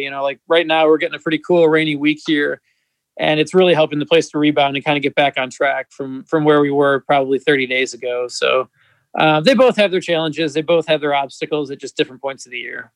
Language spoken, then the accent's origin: English; Northern Michigan, United States; moved away as an adult; also born or lived in Arlington, Texas; now in Cincinnati, United States; I grew up in Northern Michigan